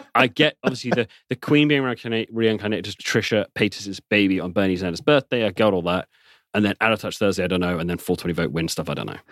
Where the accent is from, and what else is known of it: England, United Kingdom